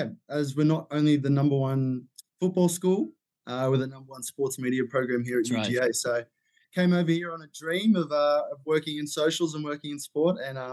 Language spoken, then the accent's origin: English; Sydney, New South Wales, Australia; I come from Sydney, Australia